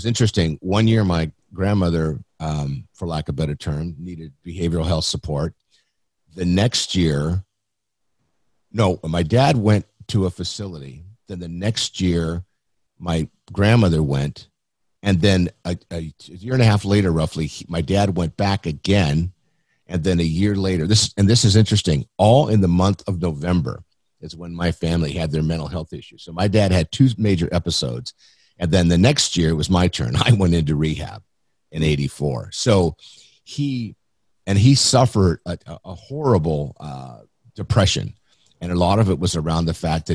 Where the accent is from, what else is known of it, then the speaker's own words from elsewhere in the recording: San Diego, California, United States; I grew up in Mount Helix in San Diego. Been here my whole life, actually. I'm a native